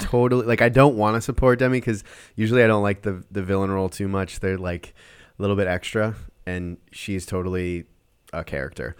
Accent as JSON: {"language": "English", "region": "Minnesota", "country": "United States", "said": "I'm from Minnesota"}